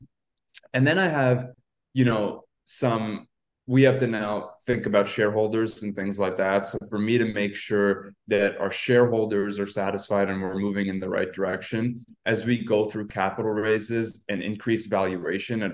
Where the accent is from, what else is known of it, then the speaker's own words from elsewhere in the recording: Canada; I'm Canadian